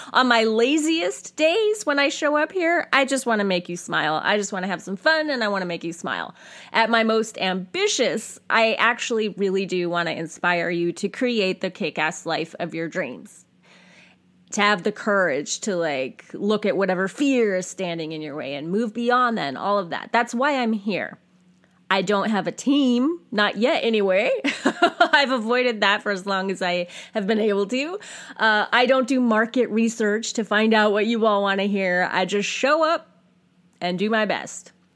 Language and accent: English; Central California, United States; I am a white Gen X woman born and raised in Central California